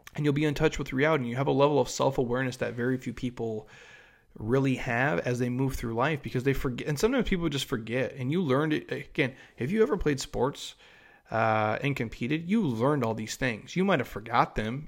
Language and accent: English; Minnesota, United States; I grew up in Minnesota